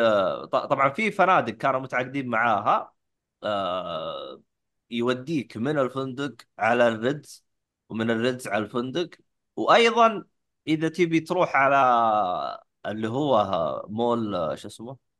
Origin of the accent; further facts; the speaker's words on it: Saudi Arabia; عندنا في السعوديه